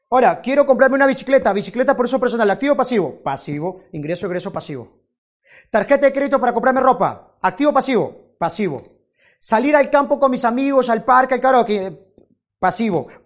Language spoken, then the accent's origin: Spanish; Peru; Si tú eres, no sé, de, no sé, de Estados Unidos y, por ejemplo, yo soy de Perú, yo digo, ¿sabes qué? Eh, nosotros los peruanos somos mejores que los americanos en términos de fútbol.